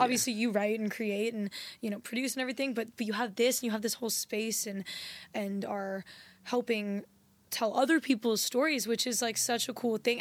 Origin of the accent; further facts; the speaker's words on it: U.S. Virgin Islands; moved away; also born or lived in San Diego; I was born in San Diego, and then I actually grew up in the Virgin Islands.